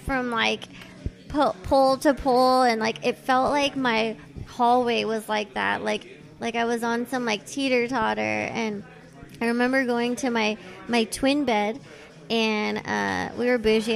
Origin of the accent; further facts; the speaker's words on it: Thousand Oaks, California, United States; accent: the Valley; also born or lived in San Fernando Valley, Los Angeles; I grew up mostly in Thousand Oaks, which is sort of not like the Valley Valley, but it's like a little further north in Ventura County